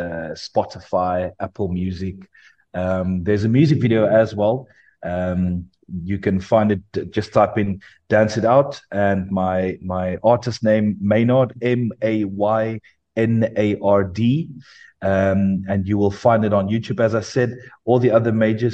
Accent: Parow, Western Cape, South Africa; I grew up in the Christian Reformed Sutad Church in Parow

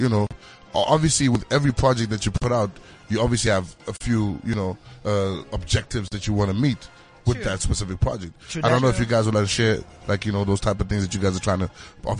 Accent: Zimbabwe; Sometimes you won't even say you're a Zimbabwean.

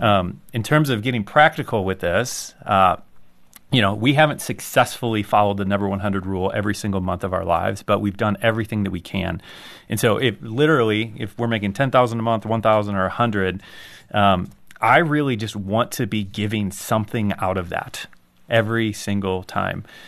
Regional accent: United States; I, I'm an American

